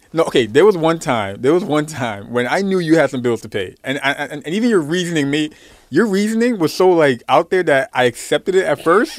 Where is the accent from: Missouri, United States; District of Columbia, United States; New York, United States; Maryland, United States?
New York, United States; New York City; I'm from Brooklyn